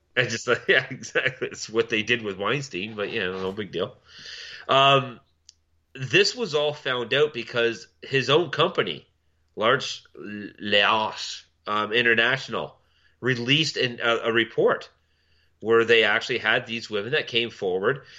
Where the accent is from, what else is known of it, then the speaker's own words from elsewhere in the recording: Milton, Ontario, Canada; my hometown of Milton